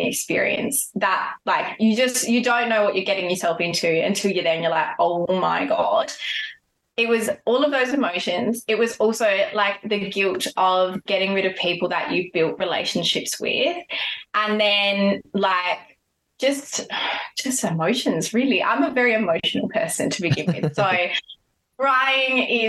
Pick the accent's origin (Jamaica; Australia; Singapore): Australia; Adelaide, South Australia; we're both from Adelaide.